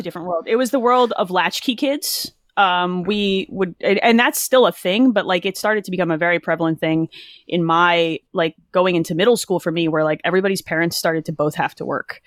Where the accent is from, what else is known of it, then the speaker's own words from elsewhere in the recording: New Jersey, United States; also born or lived in Philadelphia; Jersey, born and raised